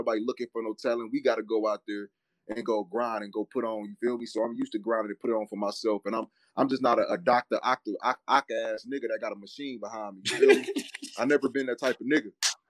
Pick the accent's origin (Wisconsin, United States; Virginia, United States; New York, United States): Wisconsin, United States; Milwaukee; I come from Milwaukee, and I'm from Wisconsin